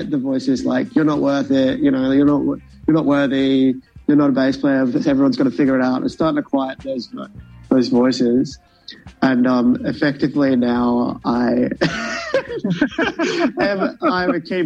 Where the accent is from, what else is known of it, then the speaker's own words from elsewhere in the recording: Brisbane, Queensland, Australia; now in Melbourne, Australia; We're from Brisbane, so originally